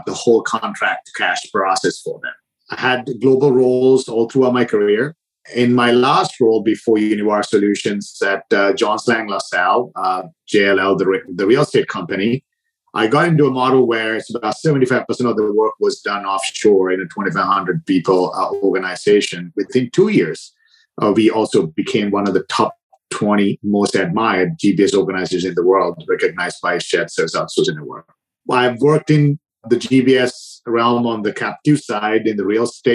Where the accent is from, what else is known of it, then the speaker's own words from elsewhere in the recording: Sri Lanka; moved away as an adult; also born or lived in Dubai; now in United States; I was born and raised in Sri Lanka. I spent a lot of time in Dubai as well